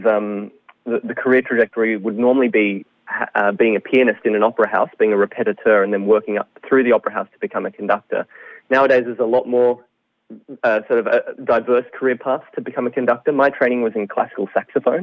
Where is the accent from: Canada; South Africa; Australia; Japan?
Australia; Sydney, New South Wales; moved away as an adult; now in Melbourne, Australia; I'm actually originally from Sydney, and then I moved down to Melbourne last year